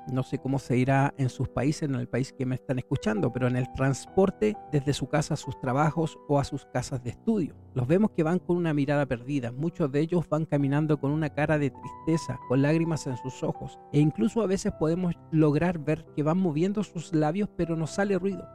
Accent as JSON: {"language": "Spanish", "country": "Chile", "said": "En mi país, que es Chile"}